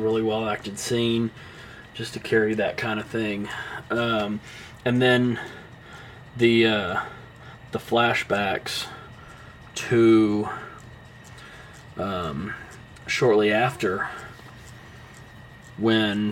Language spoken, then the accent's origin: English; Southern United States, United States; accent: Southern; my Southern accent